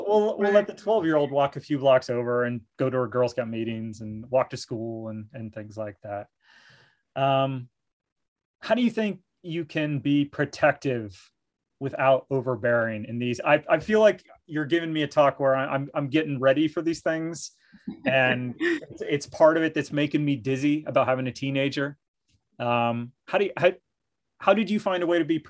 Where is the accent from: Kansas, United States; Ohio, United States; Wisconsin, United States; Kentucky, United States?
Ohio, United States; Mount Vernon; I grew up in Mount Vernon, so rural Ohio